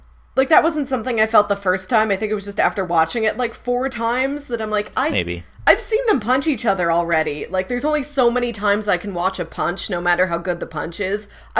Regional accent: St. Louis, Missouri, United States; I'm from St. Louis.

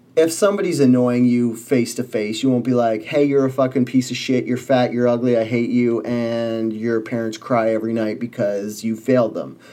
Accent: Canada; I was born in Canada

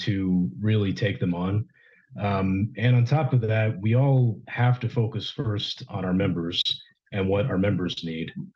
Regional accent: Ohio, United States; also born or lived in Texas; now in Houston, United States; growing up in Ohio

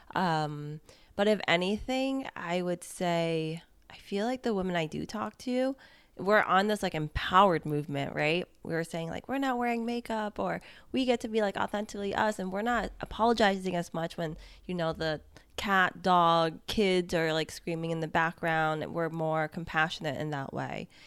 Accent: United States; as an American

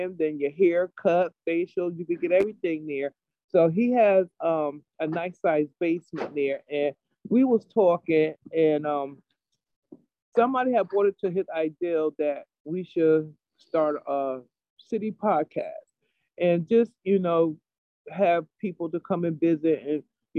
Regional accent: New Haven, Connecticut, United States; I grew up in over on Franklin Street Projects, Farnham Courts. That's where I grew up at. And I lived over there for 18 years

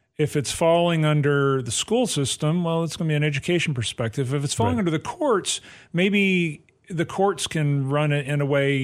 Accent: Athens, Alabama, United States; now in Clarksville, United States; my hometown of Athens, Alabama.

